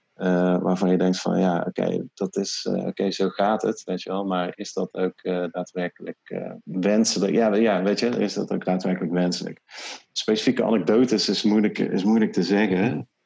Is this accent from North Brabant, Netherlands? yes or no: yes; 's-Hertogenbosch, North Brabant, Netherlands; ik woon dus in Den Bosch en ik kom uit Den Bosch.